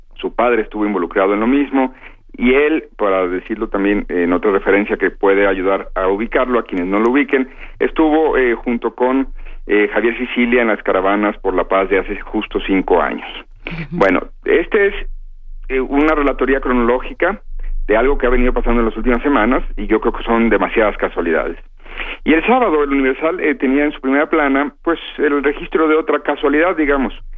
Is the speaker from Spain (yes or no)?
no; Guadalajara, Jalisco, Mexico; Guadalajara, donde yo nací